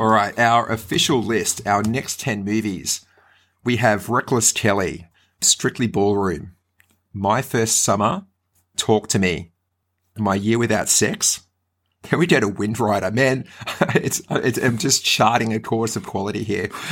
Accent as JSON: {"language": "English", "town": "Brisbane", "region": "Queensland", "country": "Australia", "tie": "born or raised there", "said": "growing up in Brisbane"}